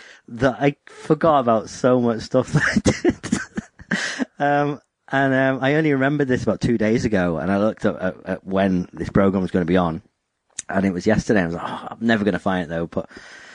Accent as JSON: {"language": "English", "country": "United Kingdom"}